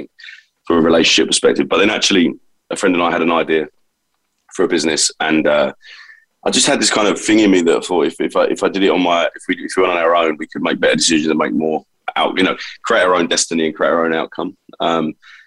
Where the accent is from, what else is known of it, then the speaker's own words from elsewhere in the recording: London, United Kingdom; accent: London; I was born in East London, and two great parents, and you know, in typical fashion, I guess, in that time, you know, I'm 43 years old now, so, you know, I was born in 78